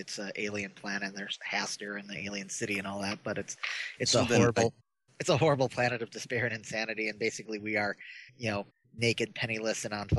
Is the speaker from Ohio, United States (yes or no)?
yes; Bellevue, Ohio, United States; They had one in my hometown, Bellevue, Ohio.